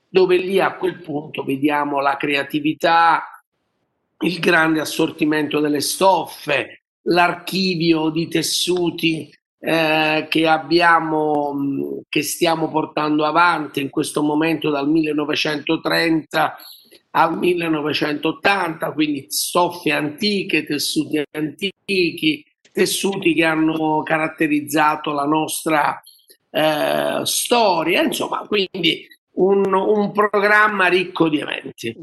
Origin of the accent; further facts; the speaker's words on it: Naples, Campania, Italy; noi siamo, noi poi siamo, siamo napoletani